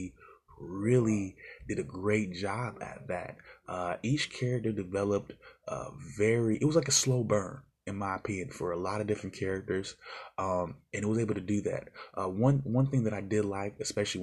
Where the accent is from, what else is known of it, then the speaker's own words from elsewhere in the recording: United States; we, of course, as the American fans